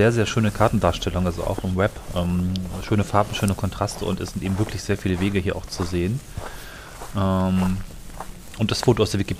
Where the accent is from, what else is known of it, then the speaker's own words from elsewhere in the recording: Germany; ich habe das immer so gelernt als Kind im Harz, dass diese ganzen Talsperren natürlich vor dem Winter leer sind